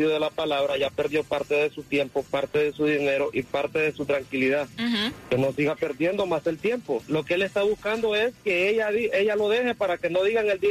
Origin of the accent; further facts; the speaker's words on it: Cuba; porque yo soy cubano y eso es una falta de respeto.